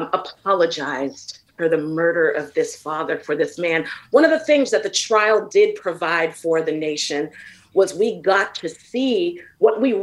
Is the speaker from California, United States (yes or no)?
yes; San Francisco, California, United States; I grew up in San Francisco